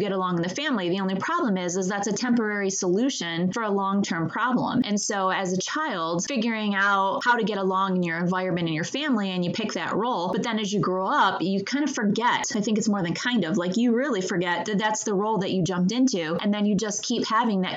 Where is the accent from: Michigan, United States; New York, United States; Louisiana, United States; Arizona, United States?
Michigan, United States; I grew up in Michigan